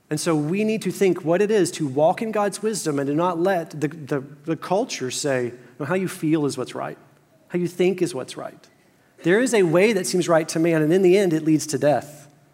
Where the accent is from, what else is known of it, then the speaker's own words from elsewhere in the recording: Fort Worth, Texas, United States; moved to my hometown of Fort Worth.